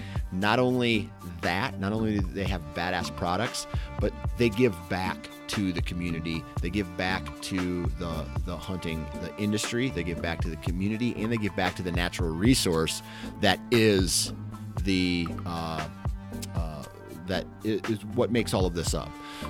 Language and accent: English; Iowa, United States; But I'm from Iowa, right?